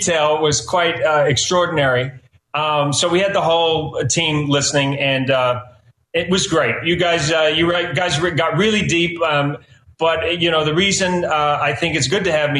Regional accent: New Zealand; now in United States; I am an immigrant. I come from New Zealand. We say weird things.

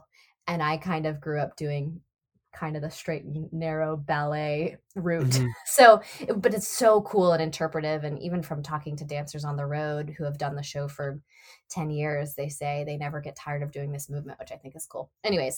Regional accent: Nashville, Tennessee, United States; accent: Southern; But it was funny because I'm from Nashville and I've worked, you know, fairly hard to sort of neutralize my accent.

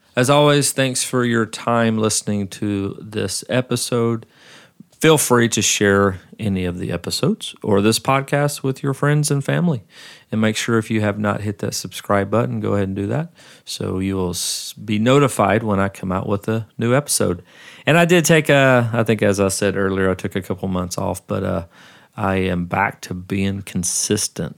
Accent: Arkansas, United States; moved away as an adult; now in Nashville, United States; I've lived here longer than I've lived where I grew up

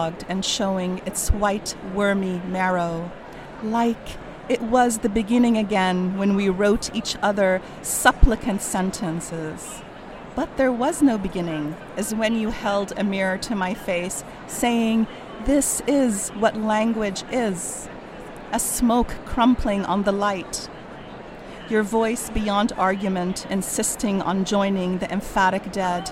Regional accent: Kuwait; English is a second language; now in California, United States; as a Palestinian from Kuwait

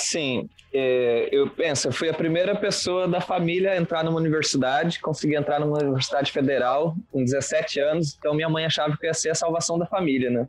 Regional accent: Venâncio Aires, Rio Grande do Sul, Brazil; also born or lived in Pelotas; nasci em Venâncio Aires, interior do Rio Grande do Sul

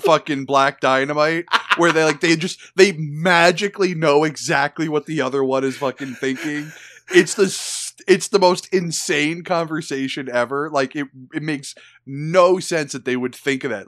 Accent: United States; I'm an American

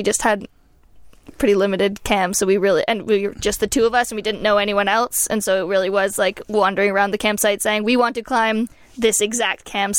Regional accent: Ontario, Canada; Yeah, I grew up in Ontario

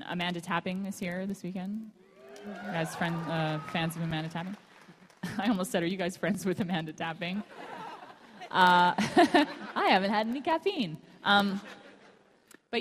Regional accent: Canada; I'm from Canada

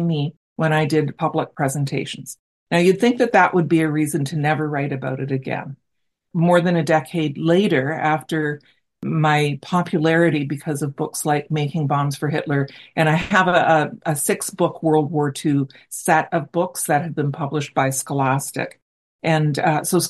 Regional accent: Brantford, Ontario, Canada; I'm from Brantford, Ontario, and we had Massey Harris here as well.

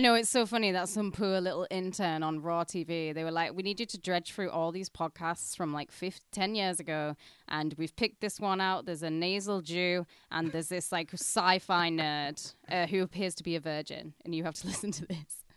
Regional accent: Penrith, North West England, United Kingdom; moved away; we're, we're going for a day out in my hometown

